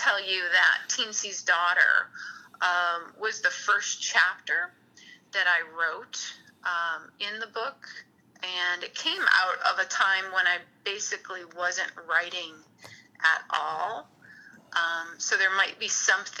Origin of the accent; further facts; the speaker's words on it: Lansing, Illinois, United States; also born or lived in Hammond, Indiana; growing up in Lansing